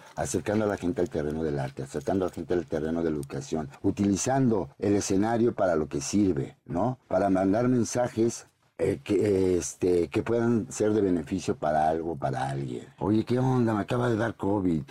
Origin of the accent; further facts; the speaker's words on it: Puebla, Mexico; yo soy poblano